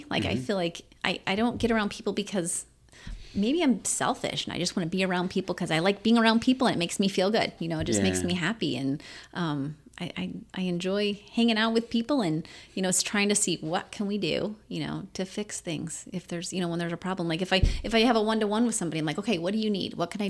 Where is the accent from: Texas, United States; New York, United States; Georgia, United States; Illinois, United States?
Illinois, United States; Roxana; moved away as an adult; now in St. Charles County, United States; I worked at an ice cream shop in my hometown.